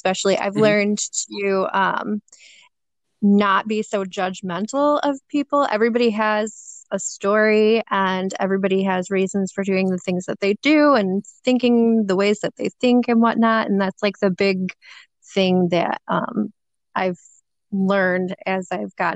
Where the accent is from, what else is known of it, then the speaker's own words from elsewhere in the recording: Detroit, Michigan, United States; I'm from Detroit, Michigan, born and raised